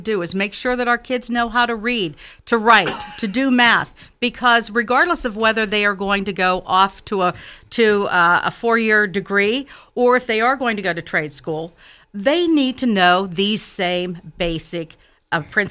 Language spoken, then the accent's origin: English; Westmoreland County, Western Pennsylvania, United States; moved away as an adult; now in Mount Lebanon, United States; I grew up as a blue-collar kid in a small town of Westmoreland County